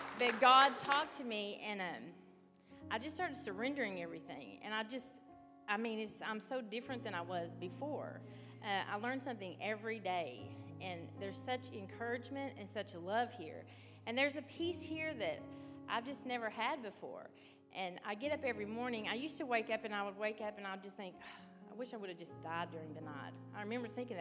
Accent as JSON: {"language": "English", "region": "Arkansas", "country": "United States", "moved": "as an adult", "lives_now": "West Virginia, United States", "said": "I'm from Arkansas also"}